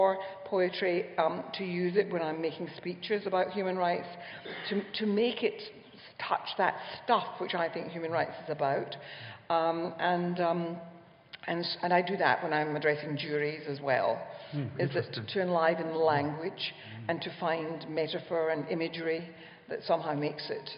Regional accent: Ireland; I'm Irish

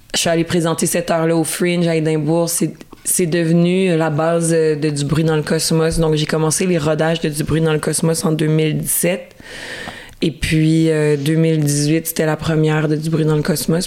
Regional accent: Quebec, Canada; chez moi au Québec

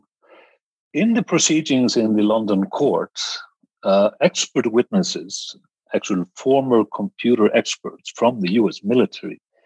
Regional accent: Iceland; actually from my home country in Iceland

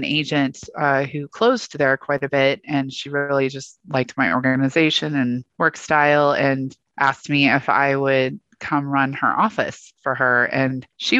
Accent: Northern Colorado, United States; also born or lived in Coos Bay, Oregon; I grew up in Northern Colorado. I was actually born in Coos Bay, Oregon.

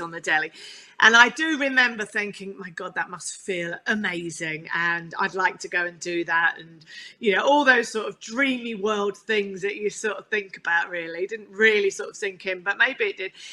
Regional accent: Chigwell, East of England, United Kingdom; I um, grew up on, on a farm in Chigwell in Essex, which was the nearest uh, farm to London

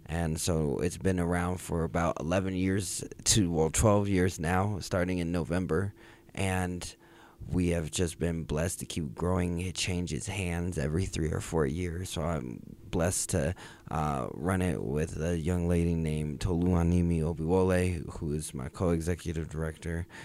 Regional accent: Jacksonville, Florida, United States; now in Denver, United States; I was born here. I grew up in Jacksonville, Florida.

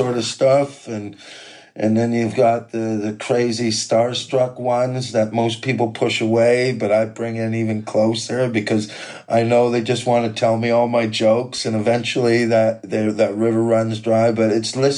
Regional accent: Quesnel, British Columbia, Canada; moved away as an adult; now in United Kingdom; growing up in Quesnel and learning how not to get my head fucking kicked in this small South Park town

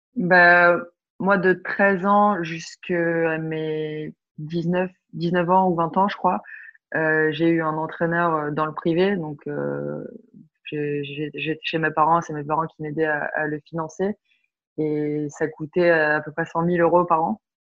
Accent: France; also born or lived in Belgium; Je me sens, non, je me sens pas trop belge quand même parce que j'ai toujours vécu en France

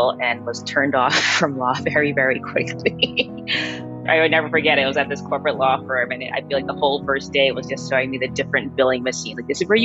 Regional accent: New York City, New York, United States; I was born and raised in Queens

